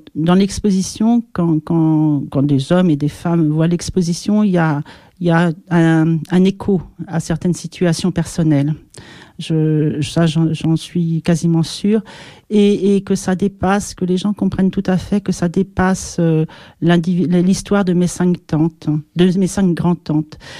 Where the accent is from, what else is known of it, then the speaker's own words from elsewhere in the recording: Pyrénées-Atlantiques, Nouvelle-Aquitaine, France; je suis française, d'origine euh, donc des Pyrénées de ce côté-là